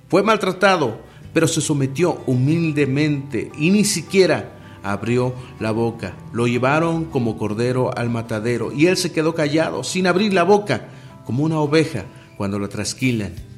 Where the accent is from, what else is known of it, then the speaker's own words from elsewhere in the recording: Mexico; En mi país, aquí en México